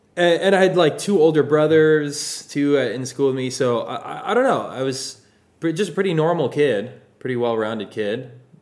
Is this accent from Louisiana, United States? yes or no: no; Pasadena, California, United States; My whole life, born and raised here. I grew up in Pasadena.